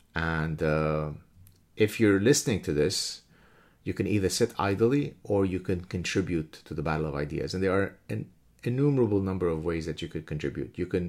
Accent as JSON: {"language": "English", "country": "Lebanon", "moved": "yes", "said": "such as us when we came from Lebanon, another hellhole."}